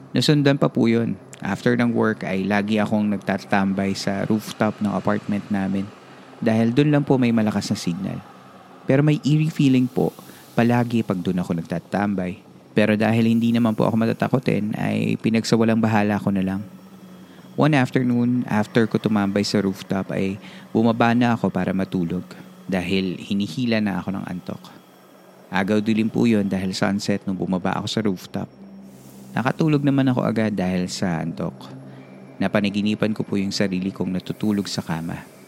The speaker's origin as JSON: {"language": "Tagalog", "area": "Nueva Ecija", "region": "Central Luzon", "country": "Philippines", "also_born_or_lived": "Bataan", "moved": "as an adult", "said": "originally, from Nueva Ecija po ako"}